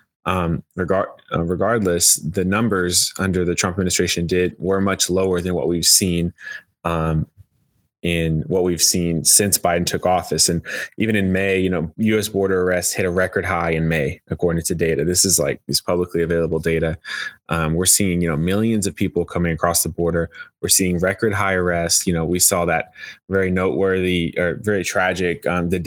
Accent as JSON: {"language": "English", "region": "Texas", "country": "United States", "tie": "born or raised there", "moved": "yes", "lives_now": "Washington, D.C., United States", "said": "my home state of Texas"}